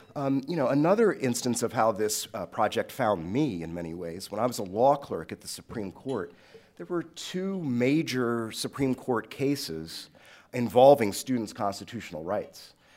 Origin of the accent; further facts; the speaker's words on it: Washington, District of Columbia, United States; I grew up in Southeast D C, east of the Anacostia River, a predominantly black, uh, neighborhood